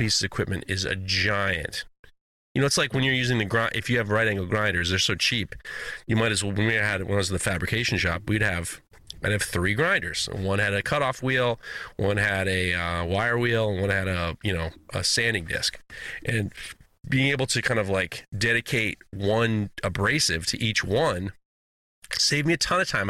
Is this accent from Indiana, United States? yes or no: no; New York, United States; Growing up in New York